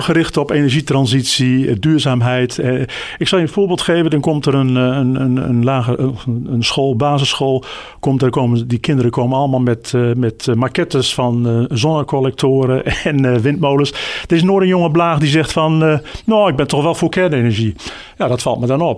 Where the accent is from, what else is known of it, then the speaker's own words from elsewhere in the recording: Groningen, Netherlands; ik ben geboren en getogen in Groningen